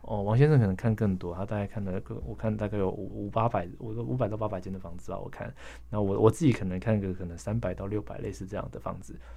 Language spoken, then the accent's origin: Chinese; Pingtung County, Taiwan; moved away; 我老家在屏东南部